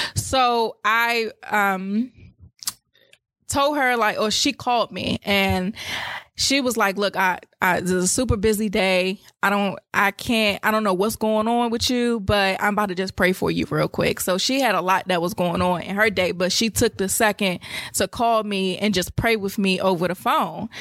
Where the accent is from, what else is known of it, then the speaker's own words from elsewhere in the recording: United States; I was born in Maryland or D C